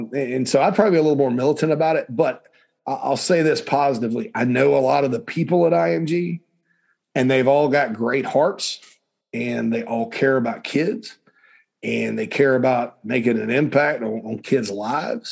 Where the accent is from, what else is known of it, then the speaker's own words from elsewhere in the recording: Spartanburg, South Carolina, United States; I grew up in Spartanburg